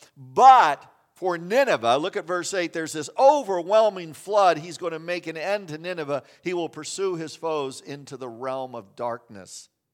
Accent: Kansas, United States; moved away; I grew up in Kansas

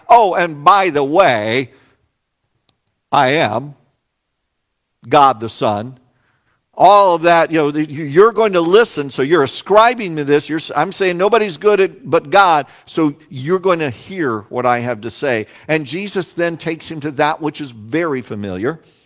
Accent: Salina, Kansas, United States; moved away; also born or lived in Plano, Illinois; my hometown of Salina, Kansas.

